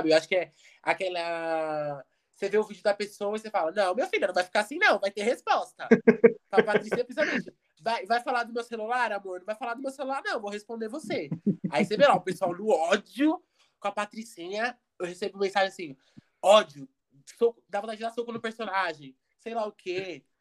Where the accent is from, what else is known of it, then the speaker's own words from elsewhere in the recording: Curitiba, Paraná, Brazil; accent: Curitiba; eu sou de Curitiba.